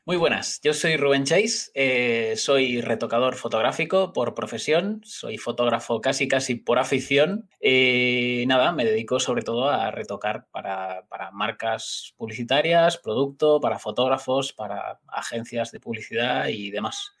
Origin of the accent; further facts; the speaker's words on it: Galicia, Spain; yo soy gallego